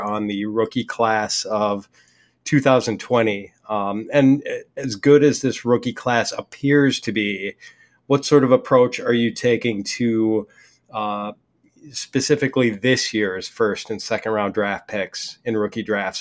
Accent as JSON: {"language": "English", "region": "Wisconsin", "country": "United States", "said": "I'm from Wisconsin"}